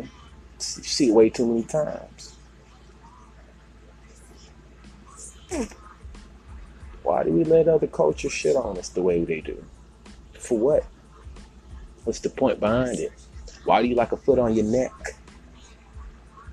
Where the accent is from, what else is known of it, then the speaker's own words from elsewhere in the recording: Houston, Texas, United States; moved away; my hometown in H-Town